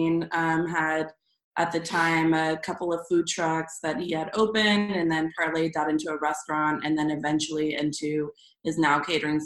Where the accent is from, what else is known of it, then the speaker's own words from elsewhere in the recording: Springdale, Arkansas, United States; moved away as an adult; now in Austin, United States; I'm originally from Springdale, Arkansas.